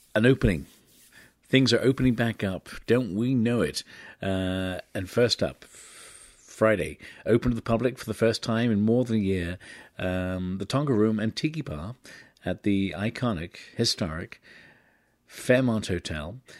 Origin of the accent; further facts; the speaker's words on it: England, United Kingdom; now in San Francisco, United States; my home country